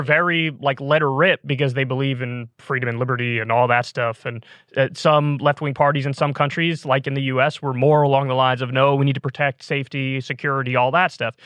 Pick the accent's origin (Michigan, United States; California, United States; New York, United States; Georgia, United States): New York, United States; moved away; I was from in New York, we called it AP classes